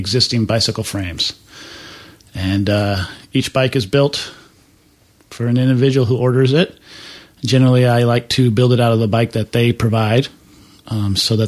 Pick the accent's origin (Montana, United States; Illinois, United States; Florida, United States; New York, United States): Montana, United States; moved away as an adult; I grew up in Montana